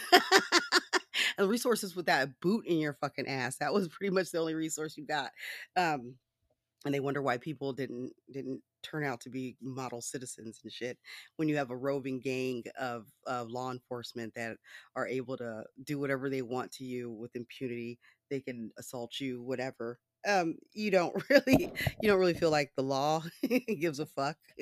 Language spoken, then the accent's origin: English; United States; I am an American citizen, I've always been an American citizen